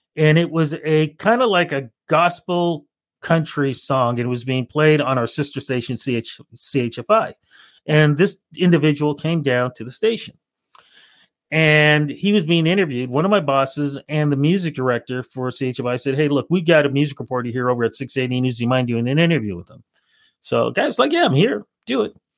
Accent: Toronto, Ontario, Canada; growing up in Toronto

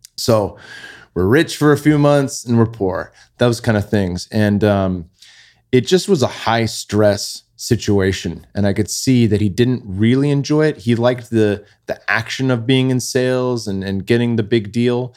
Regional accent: Bay Area, California, United States; we grew up in the Bay Area, pinch and pennies, living in apartments and condos

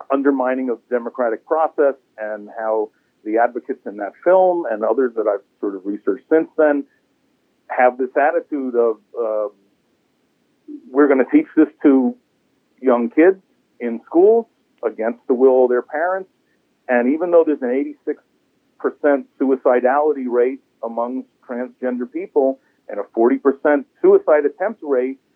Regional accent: New York City, New York, United States; moved away as an adult; now in Maine, United States; I moved to Maine was I'm from New York City, where the culture requires you to care very deeply about every conceivable issue every day, all the time. And I just sort of after 40 years of that had enough

